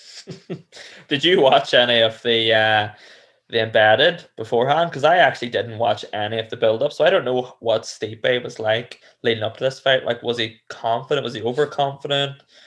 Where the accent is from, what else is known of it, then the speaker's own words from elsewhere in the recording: Cookstown, Northern Ireland, United Kingdom; where I grew up in Cookstown